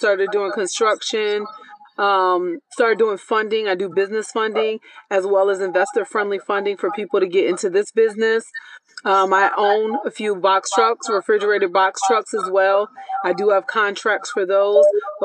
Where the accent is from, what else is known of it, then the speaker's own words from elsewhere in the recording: Philadelphia, Pennsylvania, United States; moved away as an adult; also born or lived in Puerto Rico (family); now in Atlanta, United States; I grew up, I was born and raised in Philly